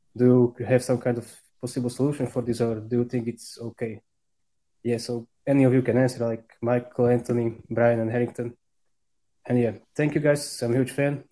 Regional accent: Slovakia; I'm from Slovakia

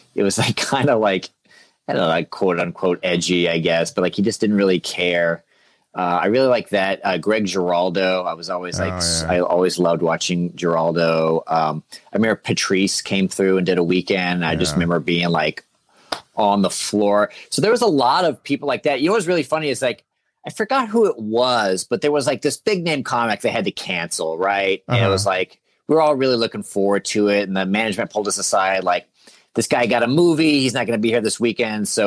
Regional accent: Dallas, Texas, United States; moved away as an adult; now in Los Angeles, United States; Originally Dallas, yeah. Texas

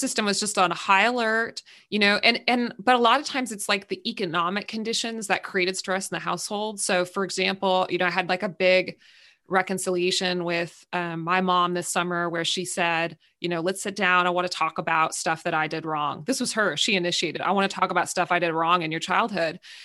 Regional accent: California, United States; I'm from California.

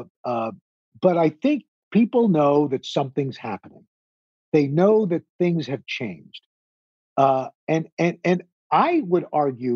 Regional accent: New York City, New York, United States; I'm a kid from Queens

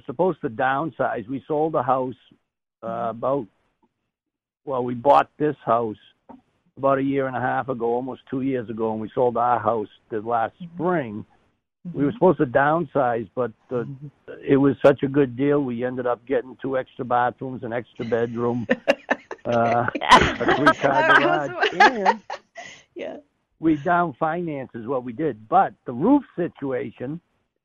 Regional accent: Boston, Massachusetts, United States; also born or lived in upstate New Hampshire; now in New Hampshire, United States; I was born in Boston, but I'm living up in upstate New Hampshire right now

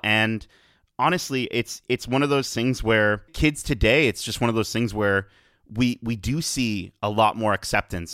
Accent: Canada; as a Canadian

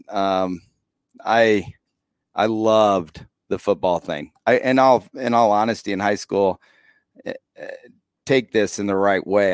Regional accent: Rochester, Indiana, United States; moved away as an adult; now in Peru, United States; I grew up in the small town

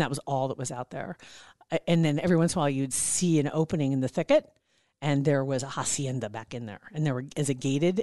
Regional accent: Nebraska, United States; I'm from Nebraska

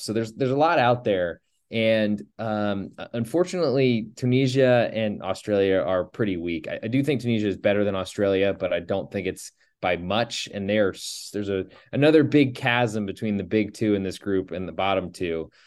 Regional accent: United States; as an American

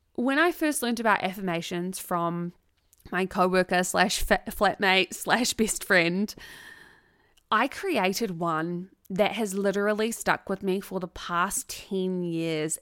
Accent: New Zealand; as two Kiwi girls

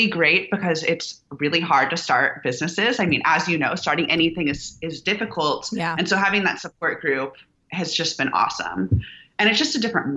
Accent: Houston, Texas, United States; moved away as an adult; now in Austin, United States; I was born in Houston to entrepreneurs.

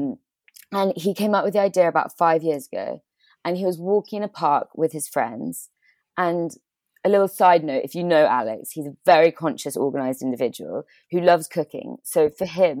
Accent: Bristol, South West England, United Kingdom; I'm from England, Bristol, which is where I'm based at the moment.

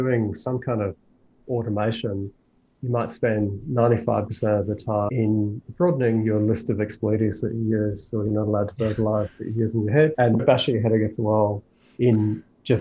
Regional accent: Australia; I'm only Australian, I know no other languages

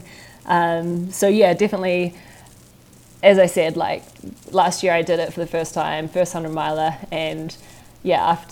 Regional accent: New Zealand

